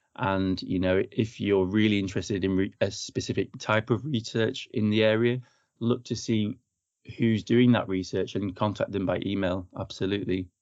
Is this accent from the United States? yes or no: no; Chorley, North West England, United Kingdom; moved away as an adult; also born or lived in London / Croydon / Brighton / New Zealand; now in Bath, United Kingdom; originally, I'm from the Northwest. I'm from Chorley, Lancashire